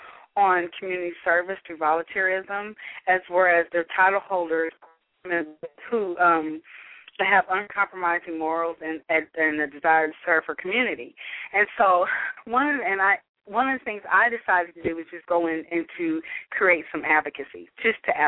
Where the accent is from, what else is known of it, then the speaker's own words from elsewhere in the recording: Missouri, United States; now in Dallas, United States; my home state of Missouri